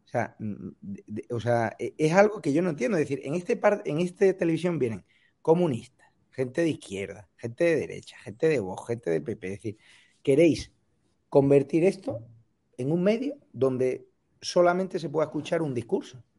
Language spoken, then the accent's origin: Spanish; Marbella, Andalusia, Spain; En mi tierra, en Marbella